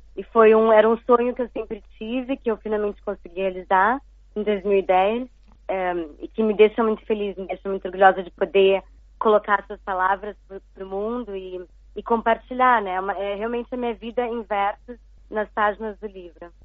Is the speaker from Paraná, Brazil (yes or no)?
yes; Curitiba, Paraná, Brazil; also born or lived in Rio de Janeiro / São Paulo / United States; now in Xiamen, China; eu sou de Curitiba, mas uh, já há muito tempo que eu não moro lá